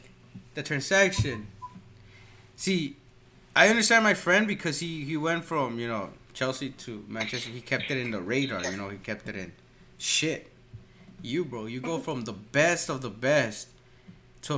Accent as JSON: {"language": "English", "country": "Guatemala", "also_born_or_lived": "Central America", "said": "I'm from Guatemala"}